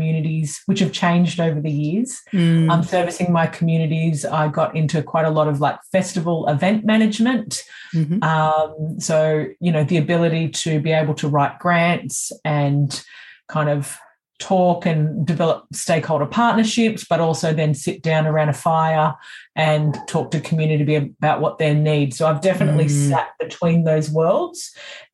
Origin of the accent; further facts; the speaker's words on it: Australia; I'm the first generation born in Australia.